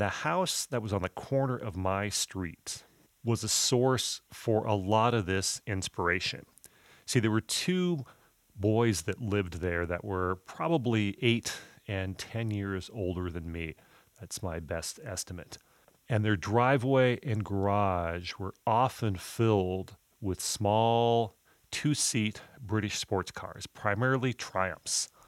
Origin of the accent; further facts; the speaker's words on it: Southern California, United States; I grew up in Southern California in a very traditional, middle-class, track home neighborhood